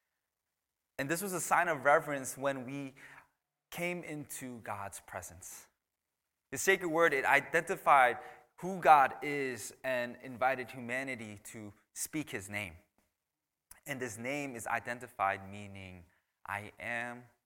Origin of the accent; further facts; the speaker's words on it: United States; first language English; growing up in a immigrant family, I was born here in America, by the way. So English was my first language